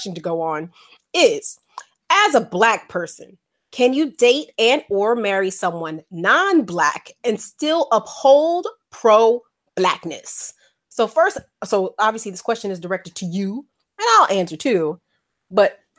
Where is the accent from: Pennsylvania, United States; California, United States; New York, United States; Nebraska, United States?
New York, United States; New York City; moved away as an adult; now in Portland, United States; I grew up in El South Bronx, in the South Bronx